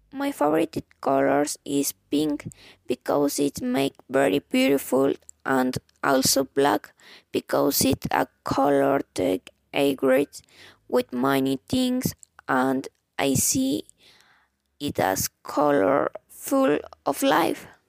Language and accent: English; Mexico City, Mexico; English is a second language; I was born and lived all my life in Mexico. My nationality is Mexican, but even though I was born in Mexico City